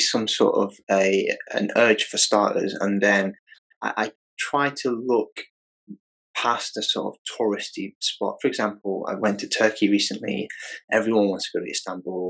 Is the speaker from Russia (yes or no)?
no; Bangladesh; I'm from Bangladesh.